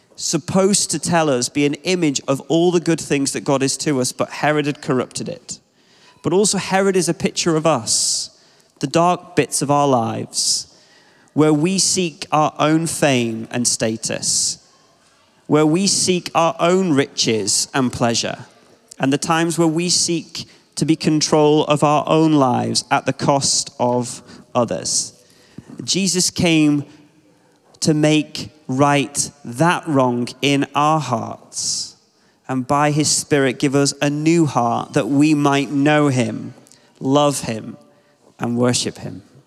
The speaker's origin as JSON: {"language": "English", "town": "Ashton-in-Makerfield", "region": "North West England", "country": "United Kingdom", "tie": "born or raised there", "said": "I'm from Wigan in the Northwest, and I grew up in Ashton."}